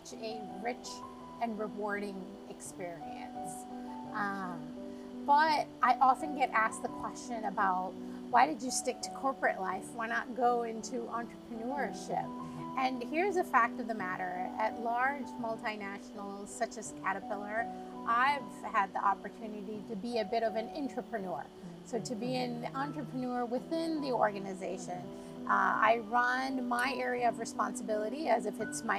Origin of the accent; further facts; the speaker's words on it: United States; moved away as an adult; now in Dubai, United Arab Emirates; While I grew up in the States, my father was based in Riyadh, Saudi Arabia